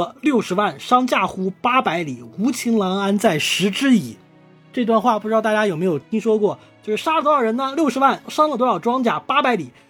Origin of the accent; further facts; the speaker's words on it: Hunan, China; 对，像大老师的家乡福建啦，和我的家乡湖南啦，对不对？都是，